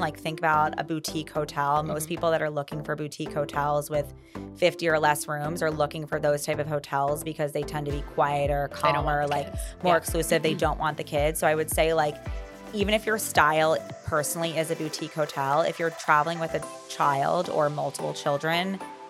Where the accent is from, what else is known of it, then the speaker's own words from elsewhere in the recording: Maryland, United States; We're both from Maryland.